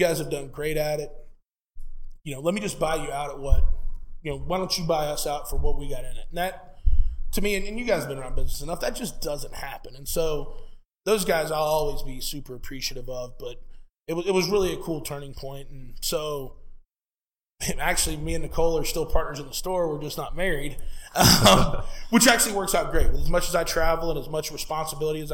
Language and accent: English; Lakeland, Florida, United States; in my hometown of Lakeland, Florida, where born and raised, still live there today.